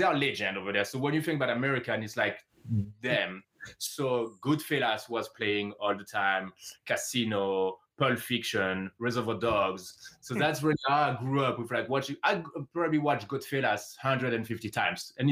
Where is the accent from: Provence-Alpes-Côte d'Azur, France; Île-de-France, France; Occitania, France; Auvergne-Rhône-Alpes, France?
Provence-Alpes-Côte d'Azur, France; Aix-en-Provence; English is a second language; moved away as an adult; also born or lived in Paris, France; now in Los Angeles, United States; I was born in Paris, but I grew up with my grandparents in the south of France, in a city next